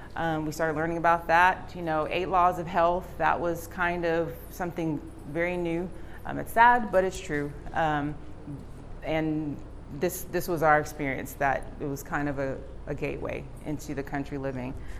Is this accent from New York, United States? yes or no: yes; New York City, New York, United States; moved away; I was born in Bronx, New York. Um, in the city, uh, concrete jungle